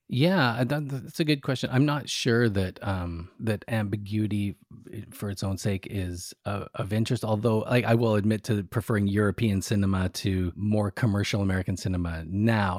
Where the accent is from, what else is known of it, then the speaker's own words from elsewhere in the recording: Canada; I'm Canadian